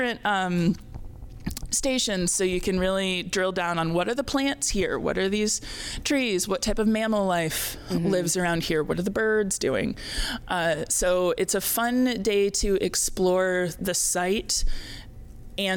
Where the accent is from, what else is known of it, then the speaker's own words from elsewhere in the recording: Indiana, United States; moved away; I am a Midwesterner. I grew up in Indiana.